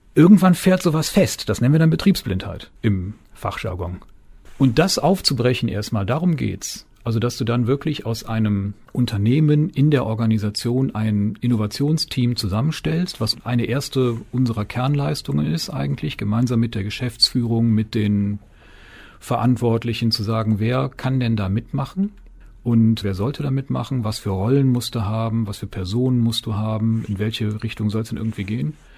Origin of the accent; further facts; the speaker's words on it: between Cologne and Düsseldorf, North Rhine-Westphalia, Germany; also born or lived in Weserbergland / United States; now in Springe, Germany; Ehrlich gesagt bin ich geborener Rheinländer ja. zwischen Köln und Düsseldorf